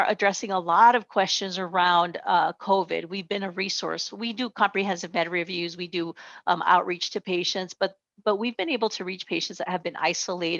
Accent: Nogales, Arizona, United States; now in Tucson, United States; I grew up just a few miles south of here in Nogales, Arizona, right on the border between Mexico and the United States. I grew up on the American side

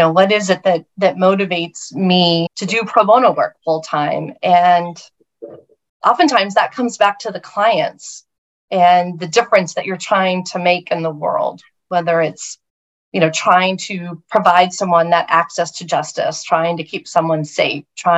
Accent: Oklahoma, United States; moved away; I grew up with in Oklahoma, which is where I was raised

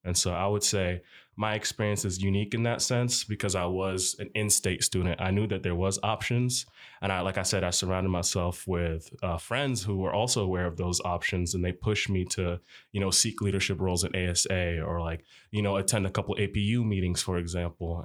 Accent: Lincoln, Nebraska, United States; also born or lived in Tripoli, Libya / Egypt; I attended fourth and fifth grade, finished out middle school in Lincoln, Nebraska, and even attended Northeast High School

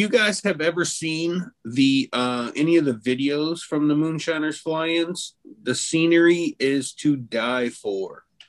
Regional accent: Florida, United States; I'm from Florida.

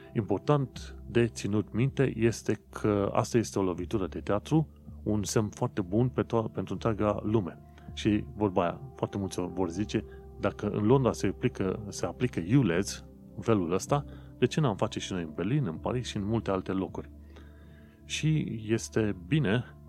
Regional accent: Romania; noi, ca români

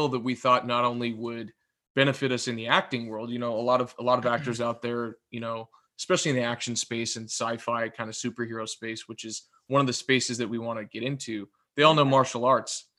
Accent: Los Angeles, California, United States; we're from Southern California

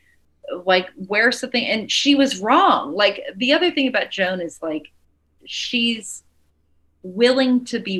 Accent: the South, United States; moved away; also born or lived in New York; I'm from the South

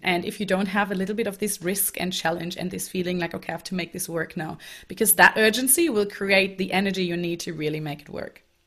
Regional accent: Germany; moved away; I grew up in Germany, um, so I'm German, and I went to high school there and also university

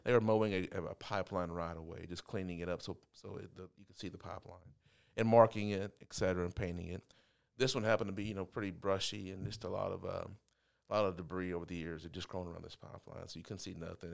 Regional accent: Overton, Texas, United States; I grew up in a little small town called Overton.

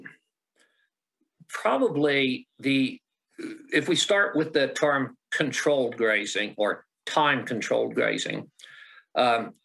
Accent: Southern Illinois, United States; moved away as an adult; also born or lived in Missouri; now in Idaho, United States; Southern Illinois

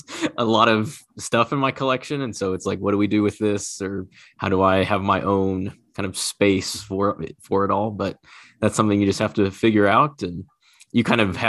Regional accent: Kansas City, United States; being from Kansas City

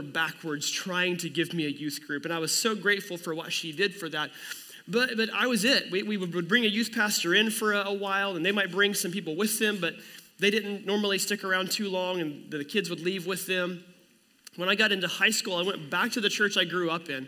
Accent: near Commerce, Oklahoma, United States; we started attending the First Assembly of God Church in Commerce, Oklahoma, which is right next to my hometown

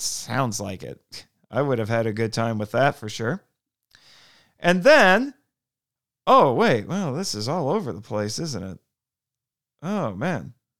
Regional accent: United States; I, as an American

